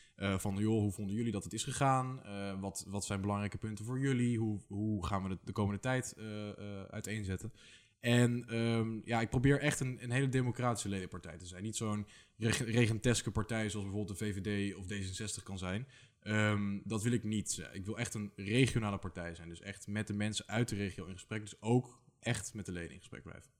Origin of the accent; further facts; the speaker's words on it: IJsselstein, Utrecht, Netherlands; moved away as an adult; also born or lived in Leiden; ik kom uit IJsselstein, hier vlakbij